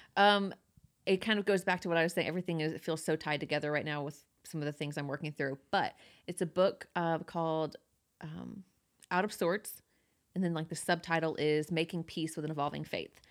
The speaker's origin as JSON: {"language": "English", "region": "Georgia", "country": "United States", "tie": "born or raised there"}